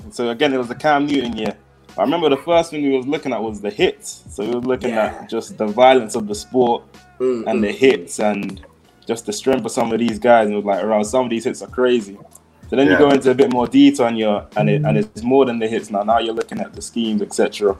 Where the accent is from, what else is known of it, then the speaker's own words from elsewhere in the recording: Jamaica; I'm Jamaican.